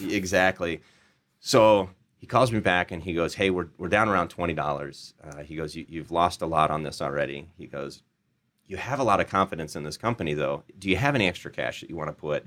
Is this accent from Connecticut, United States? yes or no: no; Des Moines, Iowa, United States; Des Moines, Iowa.